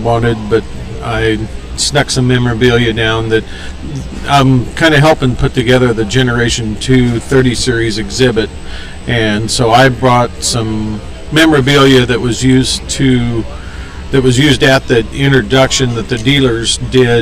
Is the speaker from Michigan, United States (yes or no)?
no; Kenesaw, Nebraska, United States; I'm from Kennesaw, Nebraska.